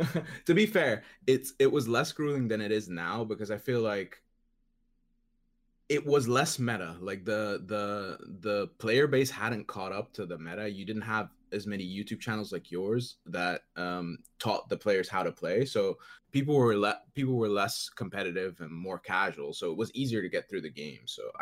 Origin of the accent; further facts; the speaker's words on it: Netherlands; I'm from the Netherlands.